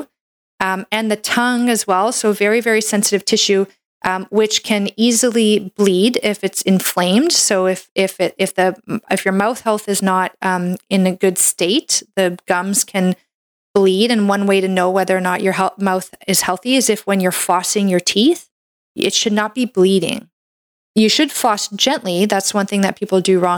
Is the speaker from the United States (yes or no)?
no; Canada; I'm a Canadian medical doctor